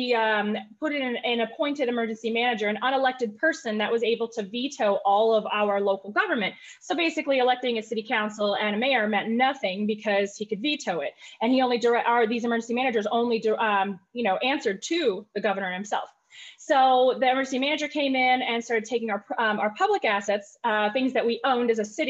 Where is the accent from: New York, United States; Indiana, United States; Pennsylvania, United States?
Indiana, United States; also born or lived in Tennessee; now in Flint, United States; from Tennessee, actually, a little tiny itty bitty town close to West Virginia. I spent most of my life growing up in Southern Indiana